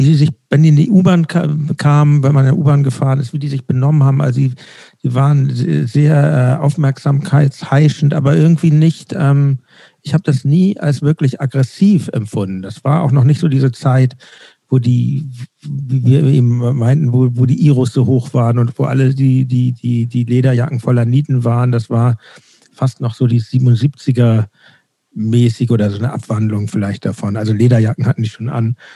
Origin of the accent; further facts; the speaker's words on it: Hamburg, Germany; ich bin in Winterhude aufgewachsen und dann, das war vielleicht zwei Jahre später, 79, 80, da, also da war Hamburg noch ein bisschen anders, als es jetzt ist.